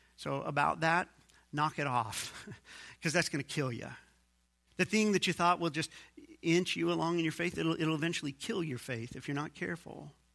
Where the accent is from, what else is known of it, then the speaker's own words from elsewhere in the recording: United States; I'm an American too